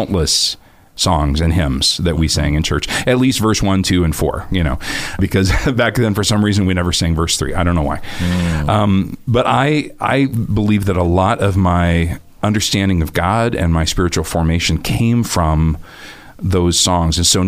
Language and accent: English; Northern California, United States; moved away as an adult; also born or lived in Nashville, Tennessee; now in Boise, United States; after growing up in Northern California, I moved here to Boise to go to Boise Bible College